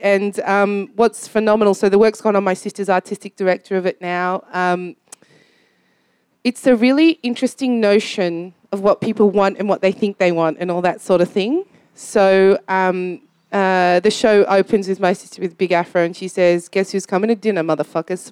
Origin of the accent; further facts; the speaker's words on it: Australia; I grew up in Australia